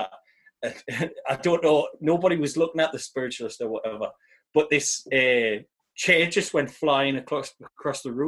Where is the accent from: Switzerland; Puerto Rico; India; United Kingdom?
United Kingdom; South Shields, North East England; we're from South Shields